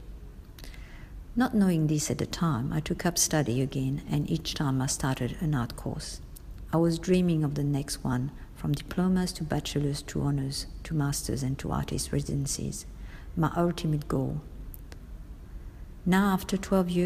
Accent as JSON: {"language": "English", "town": "Paris", "region": "Île-de-France", "country": "France", "moved": "as an adult", "lives_now": "Australia", "said": "I have been in Australia for 30 years this year, and I come from Paris, French-born"}